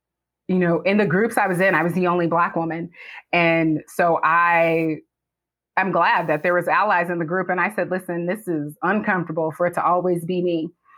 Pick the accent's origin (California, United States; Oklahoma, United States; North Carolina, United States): California, United States; We're originally from California, or at least I am.